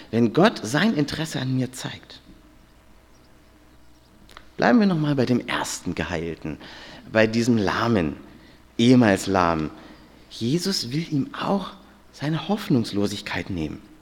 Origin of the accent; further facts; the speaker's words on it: Hamburg, Germany; Ich, war, ich bin ja aus Hamburg und war mit fünf Freunden ja hier wandern, äh, mal als Pfadfinder.